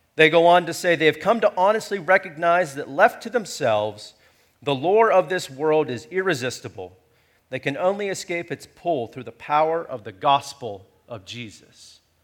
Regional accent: United States; being American

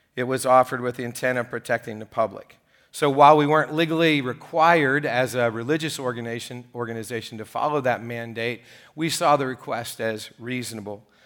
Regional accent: United States; the interesting thing about being an American, and great thing about being American, is we're all, uh, filled with opinions

